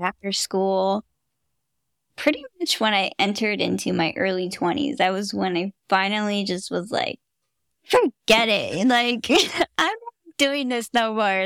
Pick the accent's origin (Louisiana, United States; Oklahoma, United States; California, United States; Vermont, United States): California, United States; Fremont; also born or lived in Hayward, California; I've been a Bay Area girl my whole life. I, I grew up in Fremont, Hayward